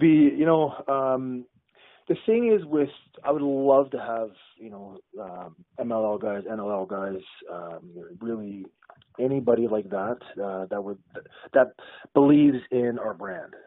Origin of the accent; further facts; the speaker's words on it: Ottawa, Ontario, Canada; I grew up in Ottawa, which is a government town, right?